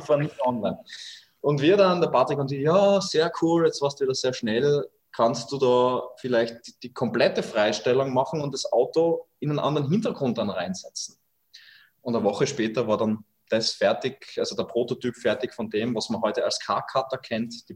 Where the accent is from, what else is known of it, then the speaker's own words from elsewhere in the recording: Austria; Bei uns in Österreich